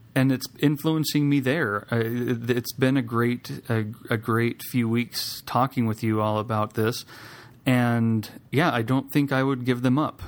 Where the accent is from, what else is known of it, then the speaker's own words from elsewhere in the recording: Idaho, United States; I grew up in Idaho